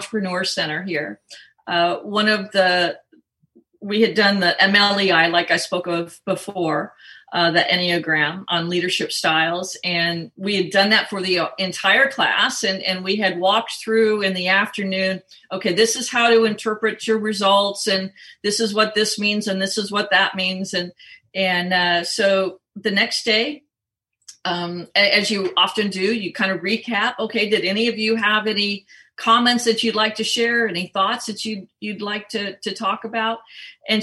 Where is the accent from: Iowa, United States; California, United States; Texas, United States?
California, United States; Southern; moved away; I grew up in Southern California and then lived quite a long time in California as well.